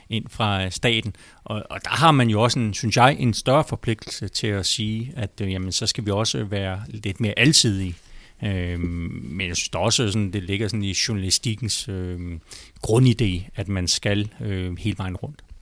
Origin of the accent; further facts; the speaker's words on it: Holbæk, Zealand, Denmark; born there; also born or lived in Falster / Hvidovre; now in Frederiksberg, Denmark; Øhm, jeg er født i Holbæk, og så har boet på Falster, og så har jeg faktisk også boet en gang i Hvidovre, og nu bor jeg på Frederiksberg.